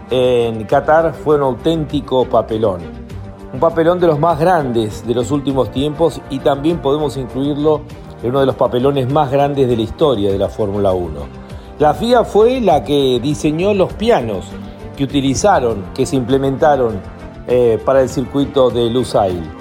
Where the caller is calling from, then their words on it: Argentina; Soy … de McLaren, Argentina.